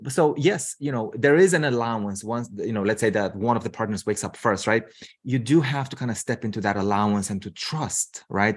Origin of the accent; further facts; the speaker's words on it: Romania; moved away as an adult; also born or lived in United States; now in Seattle, United States; I'm originally from Romania. So I moved to the U S, um, gosh, what, twen-, twenty years ago.